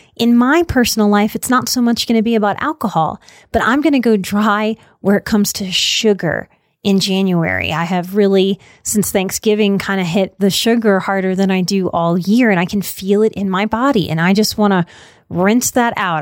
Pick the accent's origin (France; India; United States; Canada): United States; New Orleans, Louisiana; I come from New Orleans. This was really how I was raised